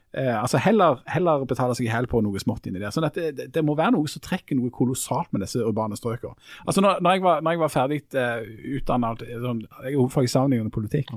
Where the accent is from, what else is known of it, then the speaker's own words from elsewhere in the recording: Bryne, Rogaland, Norway; now in Stavanger, Norway; jeg er oppvokst på Bryne. Nå bor vi begge to i Stavanger.